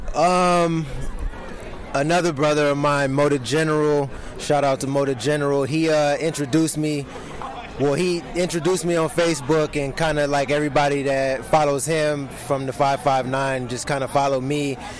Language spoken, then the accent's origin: English; Los Angeles, California, United States; I am from Los Angeles, California